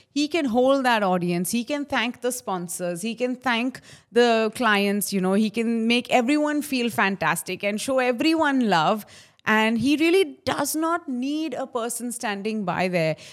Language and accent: English; Mumbai, Maharashtra, India; when I was a little girl and I grew up in Khar, fourteenth road, uh, in a building called Shiv Kripa.